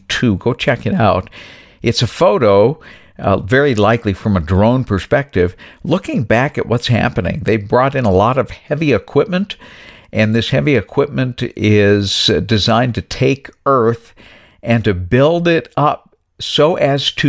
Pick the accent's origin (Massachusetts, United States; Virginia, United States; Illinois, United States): Massachusetts, United States; New Bedford; moved away as an adult; also born or lived in Lyndon, Vermont; now in Ohio, United States; I grew up in New Bedford, Massachusetts.